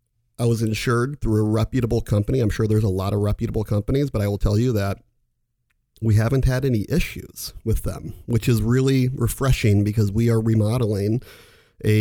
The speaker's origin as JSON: {"language": "English", "town": "Omaha", "region": "Nebraska", "country": "United States", "tie": "born or raised there", "said": "I was born in the Catholic faith and went to Catholic school all my life, from K through 10th grade here in Omaha, from St. Wenceslaus to Scott, and the final 2 years of high school over at Millard West."}